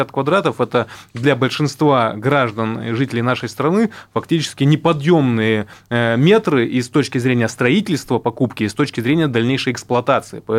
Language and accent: Russian; Irkutsk Oblast, Russia; ну, я сам из субъекта, я из Иркутской области.